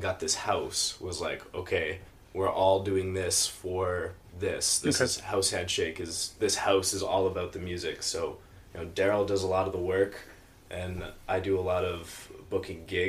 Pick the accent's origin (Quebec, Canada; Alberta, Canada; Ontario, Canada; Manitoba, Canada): Manitoba, Canada; Winnipeg; moved away as an adult; also born or lived in Vancouver; We're all from Manitoba, around Winnipeg